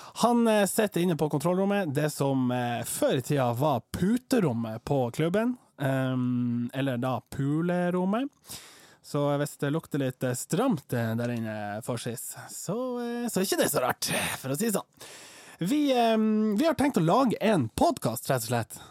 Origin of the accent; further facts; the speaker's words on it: Troms, Norway; jeg er fra Stakkevollan